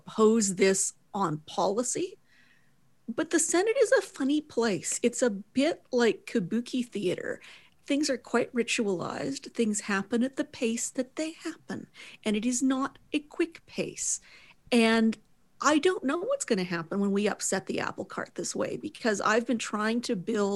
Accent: Edmonton, Alberta, Canada; my hometown of Edmonton

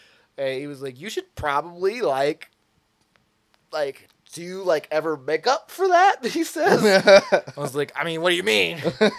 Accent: McMinnville, Tennessee, United States; I'm from McMinnville, Tennessee. I know how to fix

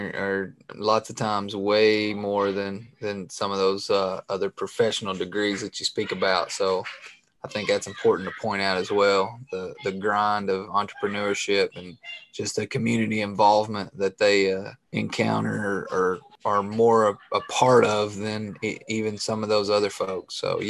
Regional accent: Appalachia, United States; And I know growing up in Appalachia, I know there's lots of folks that volunteer their time to help coach or do things like

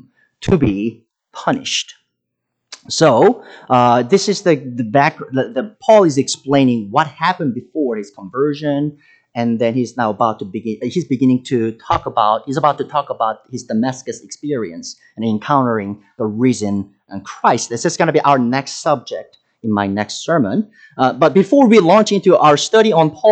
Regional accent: South Korea; English is a second language; moved away as an adult; now in United States

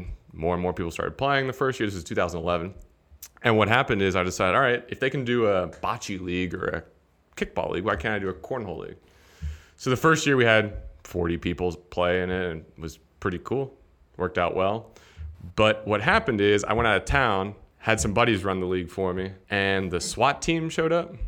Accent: Cincinnati, Ohio, United States; now in Atlanta, United States; I'm originally from Cincinnati, Ohio, which is the cornhole capital of the U.S.

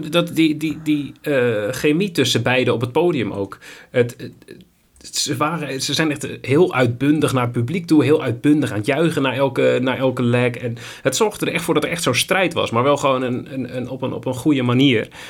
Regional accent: Netherlands; als Nederlanders

